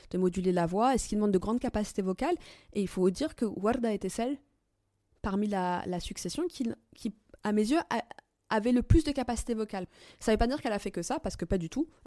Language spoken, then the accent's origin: French; Algeria; Et ma différence, elle est là. Je suis algérienne.